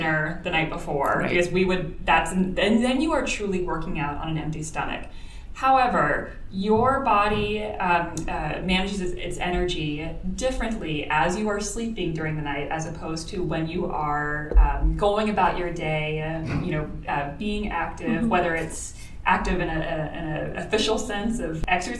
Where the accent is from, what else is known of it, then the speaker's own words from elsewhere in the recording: Florida, United States; I'm from Florida. Everyone had a swimming pool.